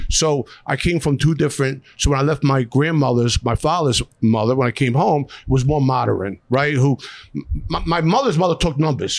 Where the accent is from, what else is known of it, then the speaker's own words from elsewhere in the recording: Philadelphia, Pennsylvania, United States; moved away; Born and raised in South Philadelphia